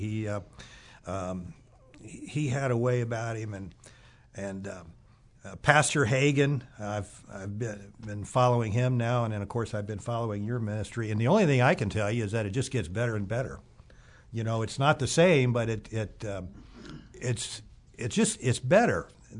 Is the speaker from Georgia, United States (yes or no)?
no; Springfield, Ohio, United States; Originally, I'm from Springfield, Ohio.